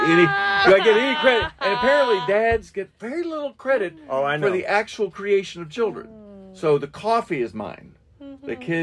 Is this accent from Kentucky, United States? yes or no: yes; Shelbyville, Kentucky, United States; also born or lived in Jeffersontown, Kentucky; I grew up in, I mean, I live in J-Town. I grew up in Shelbyville, but mm-hmm. I live in J-Town.